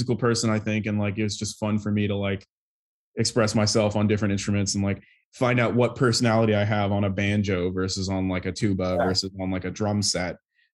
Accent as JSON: {"language": "English", "town": "Buda", "region": "Texas", "country": "United States", "moved": "yes", "lives_now": "New York, United States", "said": "I'm originally from Buda, Texas, which is a little town just outside of Austin, in sort of the Texas Hill Country"}